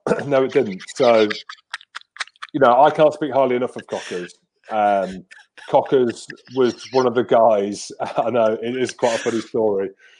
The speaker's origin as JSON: {"language": "English", "town": "Coventry", "region": "West Midlands", "country": "United Kingdom", "tie": "born or raised there", "said": "So I grew up in the military, hence why I don't have a Scottish accent, hence why I ended up growing up in Coventry."}